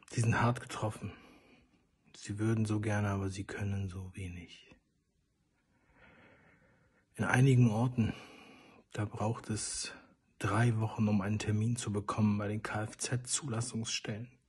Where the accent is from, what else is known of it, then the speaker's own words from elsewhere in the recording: Mannheim, Baden-Württemberg, Germany; Bei uns in Mannheim